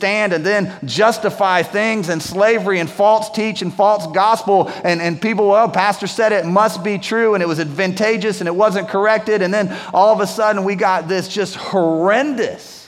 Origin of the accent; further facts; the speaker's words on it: United States; I'm an American